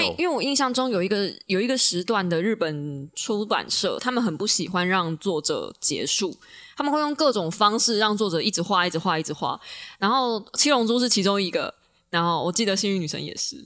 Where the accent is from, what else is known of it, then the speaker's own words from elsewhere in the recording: Taiwan; 我身为一个台湾人